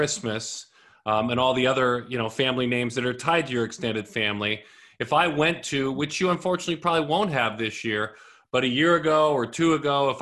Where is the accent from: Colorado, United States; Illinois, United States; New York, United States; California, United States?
California, United States; north of Chula Vista; being a West Coaster like you, I grew up just north of where you're